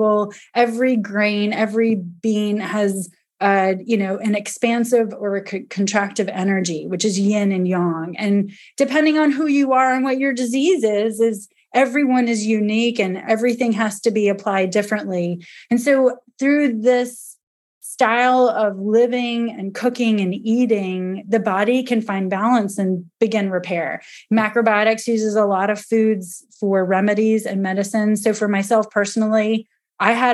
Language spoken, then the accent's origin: English; Georgia, United States; we're from Georgia where it's hot. We don't get snow.